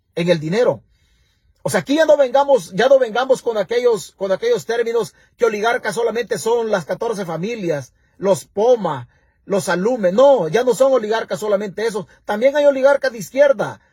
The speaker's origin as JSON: {"language": "Spanish", "area": "a town near Dulce Nombre de María", "region": "Chalatenango", "country": "El Salvador", "tie": "born or raised there", "said": "Dulce Nombre de María es una ciudad que está arriba de mi pueblo donde yo nací"}